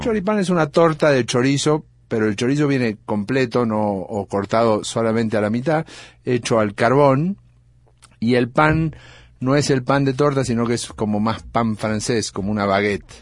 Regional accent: Argentina; por ser argentino

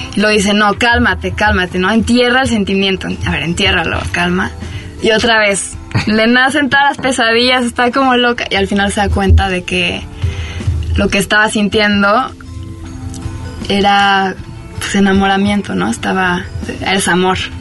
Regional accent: France; Spanish is a second language; moved away as an adult; also born or lived in Buenos Aires, Argentina; now in Mexico; Yo nací en Francia, soy francesa

